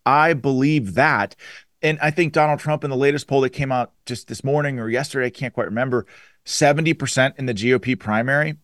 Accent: Western Pennsylvania, United States; I'm from Western Pennsylvania

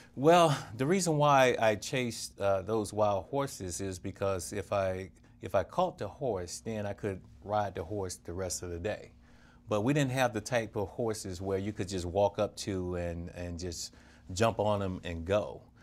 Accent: Crawford, Mississippi, United States; growing up in Crawford, Mississippi, it's just like all family

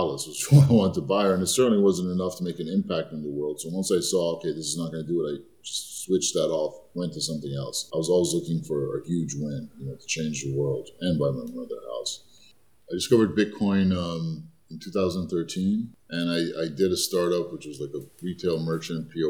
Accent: New York, United States; also born or lived in Egypt; I grew up in Hell's Kitchen, running a newsstand with my parents

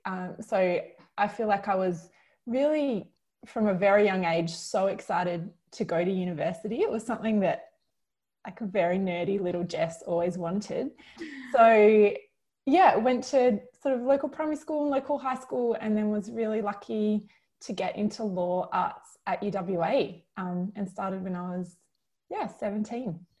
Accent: Kalamunda, Western Australia, Australia; moved away as an adult; also born or lived in Oxford; now in Sydney, Australia; I was very lucky to grow up in Kalamunda in the Perth Hills

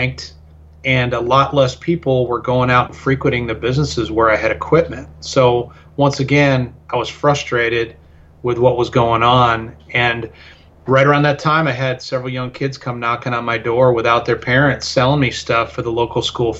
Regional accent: Chicago, Illinois, United States; moved away as an adult; also born or lived in Colorado Springs, Colorado / Lubbock, Texas / Houston, Texas; now in Stephenville, Texas, United States; I grew up in the Chicago area

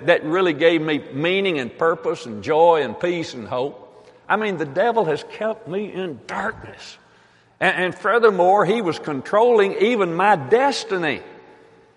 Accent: Tennessee, United States; I'm from Tennessee

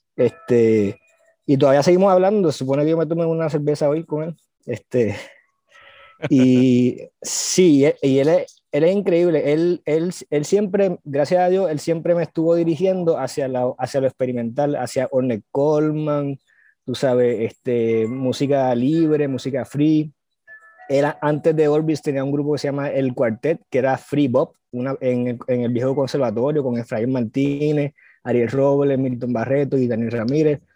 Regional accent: San Juan, Puerto Rico; also born or lived in Gurabo, Puerto Rico / Río Piedras, Puerto Rico; yo soy de Cupey, yo soy sanjuanerito, este, yo soy de Coupey y mis padres son de. Mi, mi, mi, padre es de Salinas, Guayama, del, del sur, mi mayor es, Río Piedrense. Y este, nada, eh, yo me crié entre aquí Coupey, una urbanización, Gurabo, el pueblo de Gurabo y Río Piedra

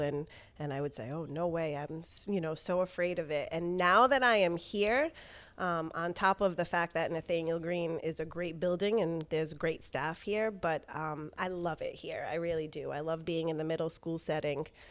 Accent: Providence, Rhode Island, United States; also born or lived in Warwick, Rhode Island; I pretty much grew up in Providence

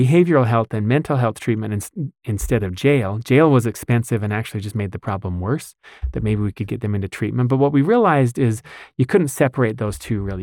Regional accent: West Bountiful, Utah, United States; I actually grew up in West Bountiful

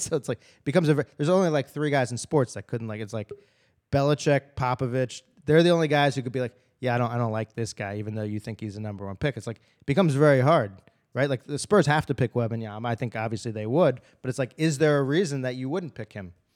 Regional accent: Philadelphia, Pennsylvania, United States; I'm from Philadelphia

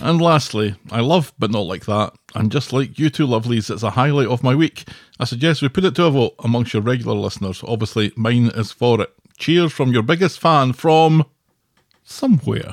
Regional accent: Scotland, United Kingdom; moved away; I'm Scottish.

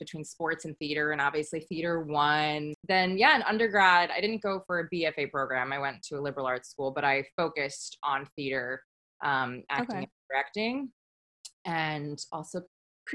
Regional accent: New York, United States; now in Santa Monica, United States; I grew up in New York

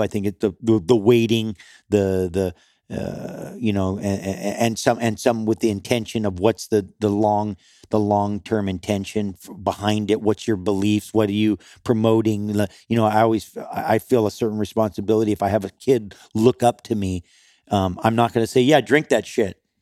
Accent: Kauai, Hawaii, United States; I grew up on Kauai

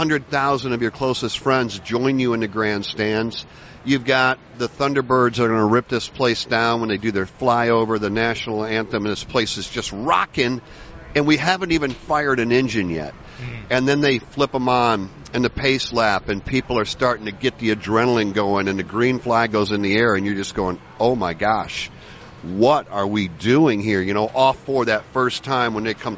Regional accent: Michigan, United States; I'm from Michigan. So as a Michigander

